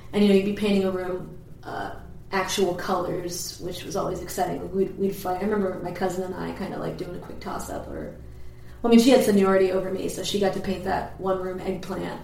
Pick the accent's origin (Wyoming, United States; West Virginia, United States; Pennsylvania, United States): Pennsylvania, United States; Perkiomenville; also born or lived in New Jersey; The town that I'm originally from, well, I mean, I'm originally from New Jersey, I guess, but uh, the town we moved to later it was it's called Perkiomenville